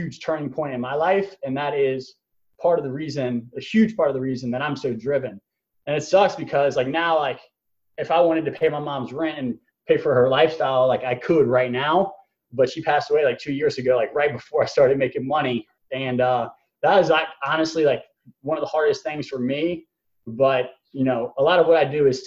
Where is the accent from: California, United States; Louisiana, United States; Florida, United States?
Louisiana, United States; Baton Rouge; I'm from Baton Rouge, Louisiana.